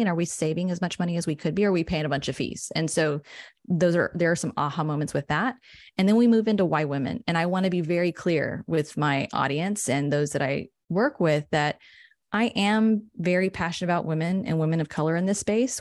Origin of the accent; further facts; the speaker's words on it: San Angelo, Texas, United States; also born or lived in Austin; I'm from San Angelo. It's like a small central West Texas town